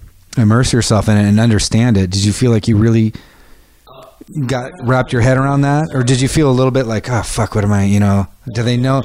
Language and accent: English; United States; I'm American and I am not from that culture. I'm American